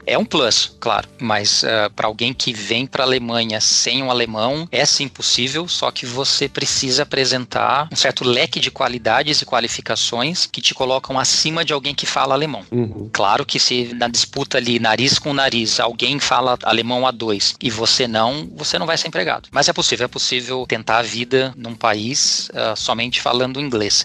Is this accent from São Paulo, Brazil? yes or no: yes; Lençóis Paulista, São Paulo, Brazil; moved away as an adult; now in Munich, Germany; eu sou do interior de São Paulo, cidade Lençóis Paulista, perto de Bauru